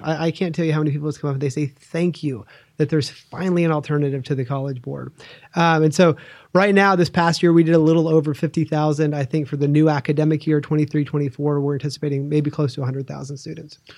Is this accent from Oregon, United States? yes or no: yes; Oregon, United States; I grew up in Oregon